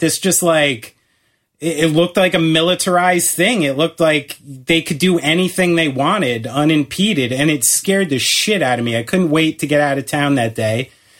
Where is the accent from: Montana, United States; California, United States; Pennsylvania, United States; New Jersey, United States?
New Jersey, United States; we're from New Jersey.